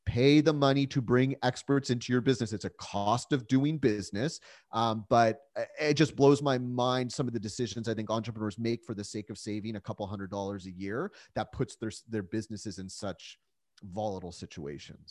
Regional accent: San Diego, California, United States; also born or lived in Calgary, Alberta, Canada; I was born in Calgary, Alberta. That's where my parents met, but, uh, luckily my parents moved us down to San Diego when I was about four

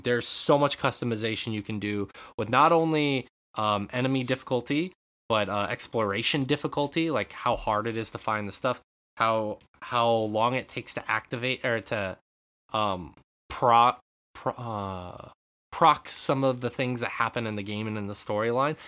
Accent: Western Montana, United States; moved away; growing up in Western Montana

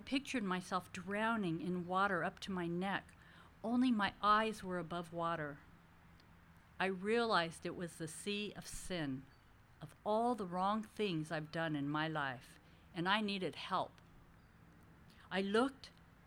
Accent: India; I was a devout Hindu since I am Indian

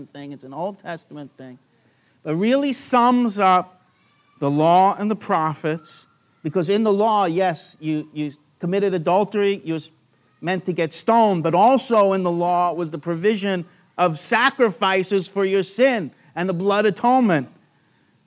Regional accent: New York, United States; accent: New York; moved away as an adult; now in Australia; My New York accent came out without leaving off the G at the end there

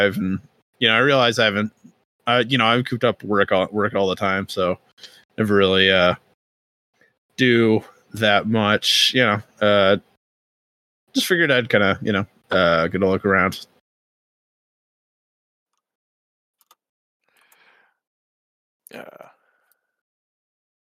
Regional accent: Midwest, United States; us Midwesterners

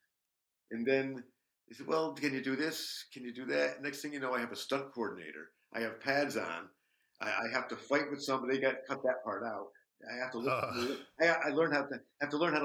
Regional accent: Schenectady, New York, United States; Schenectady, which is my hometown

